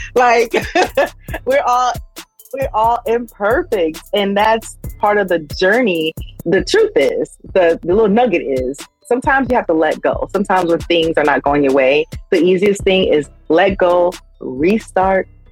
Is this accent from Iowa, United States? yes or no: no; Miami, Florida, United States; also born or lived in Sunrise, Florida; I'm from Miami, 305